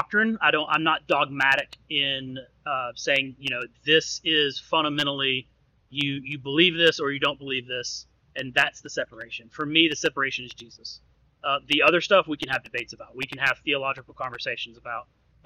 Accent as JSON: {"language": "English", "town": "Birmingham", "region": "Alabama", "country": "United States", "tie": "born or raised there", "said": "I grew up in Birmingham, Alabama"}